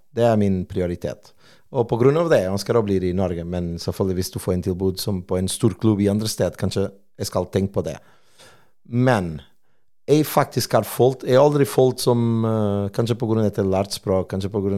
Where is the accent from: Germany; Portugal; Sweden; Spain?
Portugal; Norwegian is a second language; now in Stavanger, Norway; jeg er portugiser